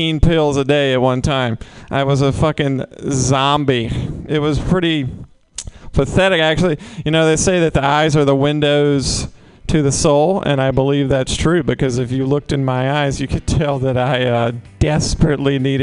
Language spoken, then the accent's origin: English; the South, United States; now in San Francisco, United States; I'm from the South